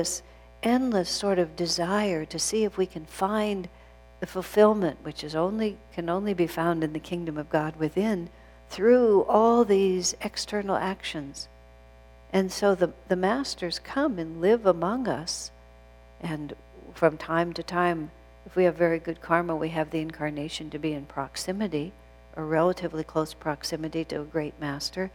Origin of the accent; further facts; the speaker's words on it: United States